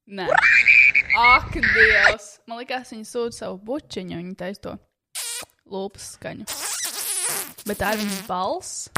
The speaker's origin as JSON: {"language": "Latvian", "country": "Latvia", "tie": "born or raised there", "first_language": "Latvian", "said": "es mīlu Latviju, es tiešām mīlu, tā ir mana dzimtene, tā ir mana dzimtā valoda"}